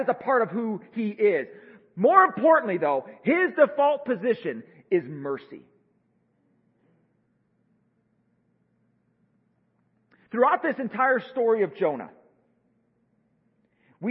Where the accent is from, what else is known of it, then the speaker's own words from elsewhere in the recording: United States; I think myself as an American